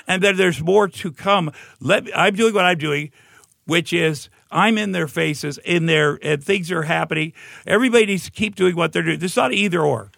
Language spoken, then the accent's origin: English; Iowa, United States; moved away; I'm from Tumble, Iowa